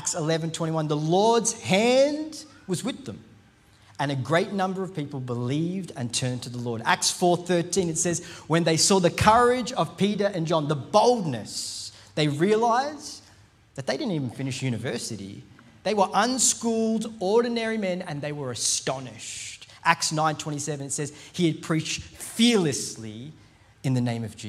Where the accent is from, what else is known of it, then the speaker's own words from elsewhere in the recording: India; I'm Indian